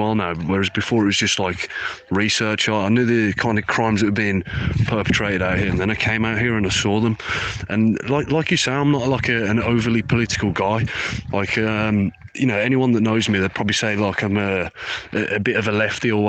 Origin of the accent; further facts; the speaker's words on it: Birmingham, West Midlands, United Kingdom; I'm from Birmingham. A lot of ISIS fighters come from my city